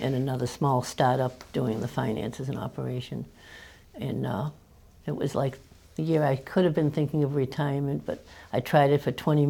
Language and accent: English; Worcester, Massachusetts, United States; accent: New England; I'm from Worcester, Massachusetts.